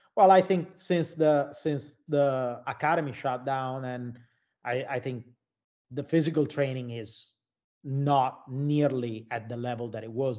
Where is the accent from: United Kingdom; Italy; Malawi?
Italy; moved away as an adult; also born or lived in Florida, United States / Finland; I'm from Italy.